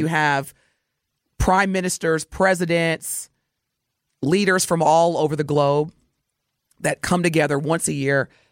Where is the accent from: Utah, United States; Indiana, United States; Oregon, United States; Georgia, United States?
Indiana, United States; now in Milwaukee, United States; my home state, Hoosier Nation.